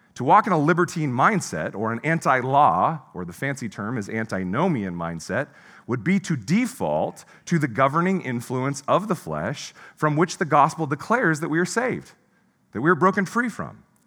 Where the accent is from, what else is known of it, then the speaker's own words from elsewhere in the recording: Pacific Northwest, United States; moved away as an adult; also born or lived in Midwest; I was from the Pacific Northwest